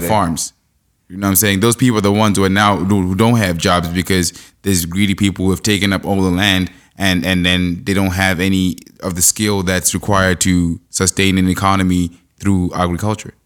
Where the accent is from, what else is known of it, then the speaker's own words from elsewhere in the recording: Zimbabwe; now in Canada; I'm from Zimbabwe